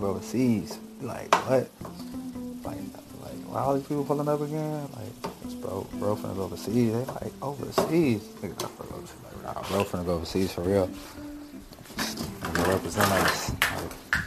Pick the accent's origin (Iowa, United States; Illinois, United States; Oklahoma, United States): Illinois, United States; we're from Illinois